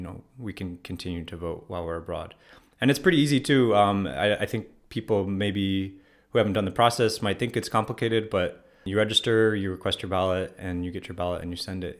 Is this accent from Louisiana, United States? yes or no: no; Ohio, United States; moved away as an adult; also born or lived in Spain / Morocco / Washington, D.C.; now in Freiburg, Germany; I'm from Ohio originally